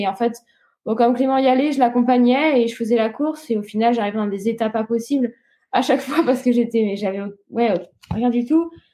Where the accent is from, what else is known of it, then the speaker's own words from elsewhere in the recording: Réunion; now in Nice, France; l'île de la Réunion, là où j'ai grandi